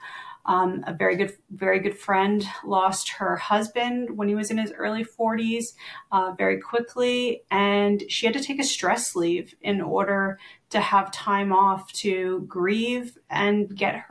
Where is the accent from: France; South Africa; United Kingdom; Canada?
Canada; I'm from Canada and, you know, I'm very proud to be Canadian.